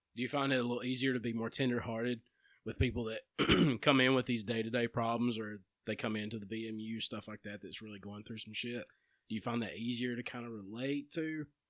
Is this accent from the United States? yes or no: yes; Empire, Alabama, United States; growing up in Empire